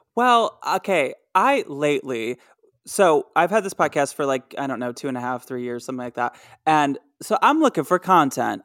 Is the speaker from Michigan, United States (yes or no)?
yes; Michigan, United States; where I grew up in Michigan